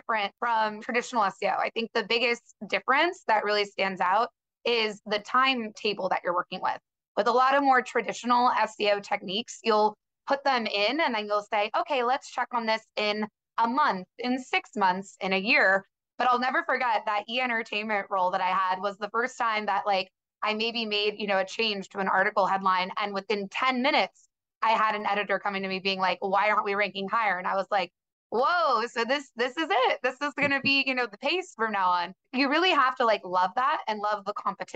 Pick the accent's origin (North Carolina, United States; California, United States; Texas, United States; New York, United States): California, United States; San Diego; also born or lived in Boulder, Colorado / Los Angeles; I'm from San Diego, California originally.